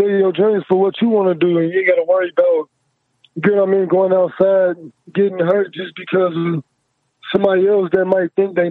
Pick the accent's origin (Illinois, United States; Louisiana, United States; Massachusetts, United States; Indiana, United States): Illinois, United States; Chicago; now in Las Vegas, United States; I'm from Chicago, you know what I mean? But I do music. I'm based out of Las Vegas.